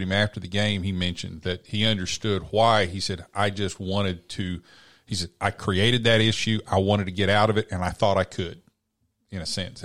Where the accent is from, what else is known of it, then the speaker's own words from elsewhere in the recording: Oklahoma, United States; growing up in Oklahoma